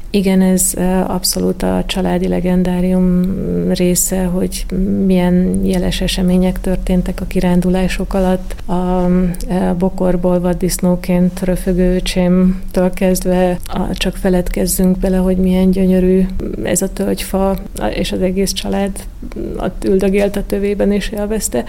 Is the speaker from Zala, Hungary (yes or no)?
yes; Zalaegerszeg, Zala, Hungary; also born or lived in Budapest; now in Danube Bend, Hungary; én Zalaegerszegen születtem